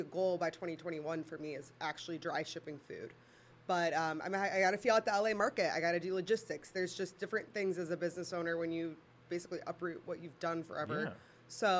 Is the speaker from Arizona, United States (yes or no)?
no; St. Louis, Missouri, United States